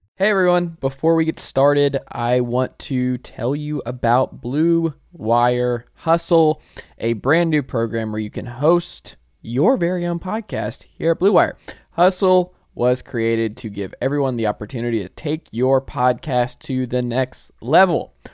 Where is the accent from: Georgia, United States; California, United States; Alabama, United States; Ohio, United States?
Georgia, United States; Atlanta; I'm from Atlanta